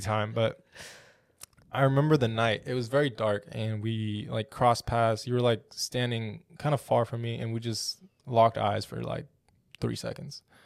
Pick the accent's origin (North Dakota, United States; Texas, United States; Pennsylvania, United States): Texas, United States; Odessa; I'm from West Texas, small town in West Texas, Odessa. smallish town